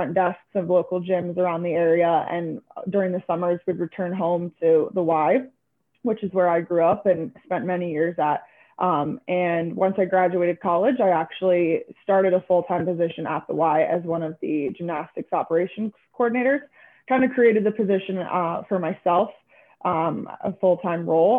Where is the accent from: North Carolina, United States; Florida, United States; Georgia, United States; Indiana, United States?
Florida, United States; Venice; I'm originally from Venice, Florida, so not too far off here, kind of stayed in the area.